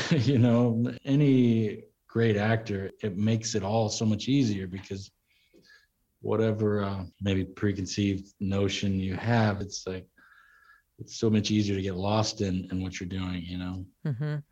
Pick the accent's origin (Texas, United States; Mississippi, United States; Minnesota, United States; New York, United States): Texas, United States; growing up in Texas my dad uh, you know roped and rode horses